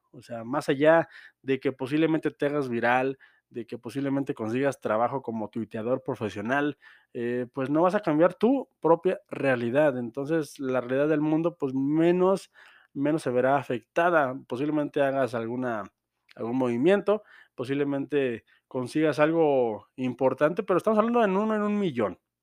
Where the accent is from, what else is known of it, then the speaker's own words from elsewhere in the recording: Mexico; todos estamos de acuerdo como mexicanos